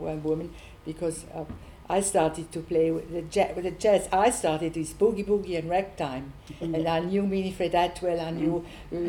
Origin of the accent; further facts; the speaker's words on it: Schaffhausen, Switzerland; English is a second language; my hometown. And I'm born in Switzerland